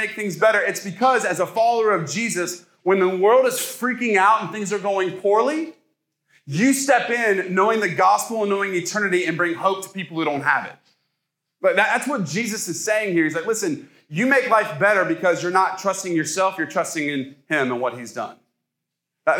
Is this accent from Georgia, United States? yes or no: no; Ohio, United States; now in the South, United States; I'm from Ohio. I came down here.